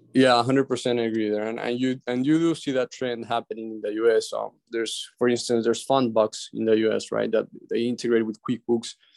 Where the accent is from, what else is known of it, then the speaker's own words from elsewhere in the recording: Ecuador; now in Miami, United States; in my country where I was raised in Ecuador